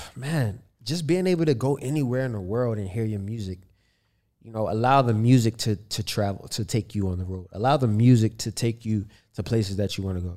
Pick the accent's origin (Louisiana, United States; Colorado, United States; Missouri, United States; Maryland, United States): Maryland, United States; Baltimore; growing up in Baltimore